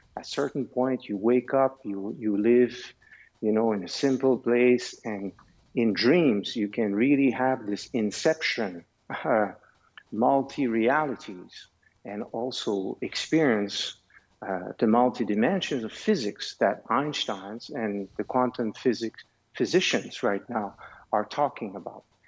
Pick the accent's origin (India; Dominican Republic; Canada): Canada; also born or lived in Switzerland; I have a foundation also in Switzerland because I am Canadian, but I am also Swiss.